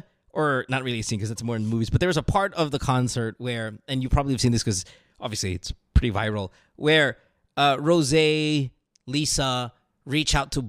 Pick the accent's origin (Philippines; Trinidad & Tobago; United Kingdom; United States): Philippines; Marilao, Central Luzon; I grew up in Marilao, like Marilao mismo. Like my house is in Marilao